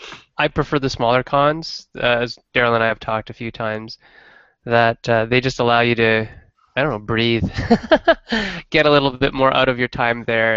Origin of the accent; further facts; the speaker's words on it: Northern Ontario, Canada; Growing up in Northern Ontario, which is kind of like Michigan, except further north and colder